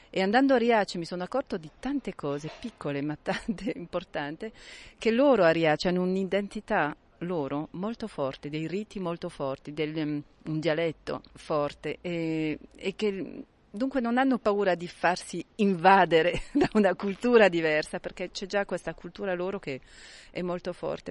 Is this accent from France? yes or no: yes; Marseille, Provence-Alpes-Côte d'Azur, France; vengo da Marsiglia